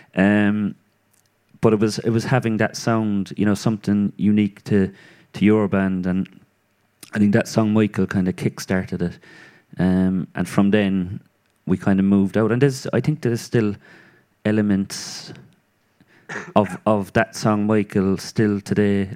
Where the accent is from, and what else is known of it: Cork, Munster, Ireland; born or raised there